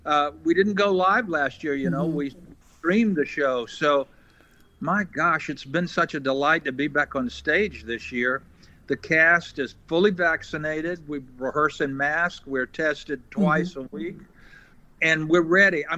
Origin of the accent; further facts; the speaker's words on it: Eastern North Carolina, United States; I'm from Eastern North Carolina